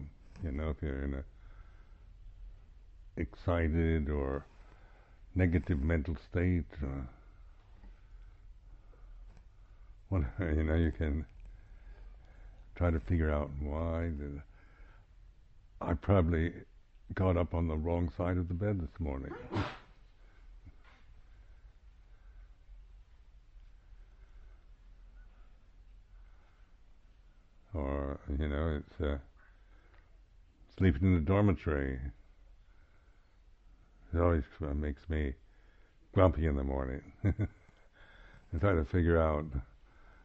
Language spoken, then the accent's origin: English; Seattle, Washington, United States; moved away as an adult; also born or lived in California / Sabah, Borneo / Thailand; now in England; I'm actually from Seattle, northwestern United States